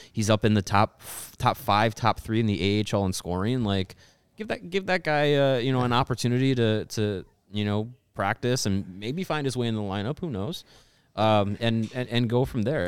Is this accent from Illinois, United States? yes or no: no; Wisconsin, United States; I was born in Wisconsin, but I grew up in a household that cheered for the Bears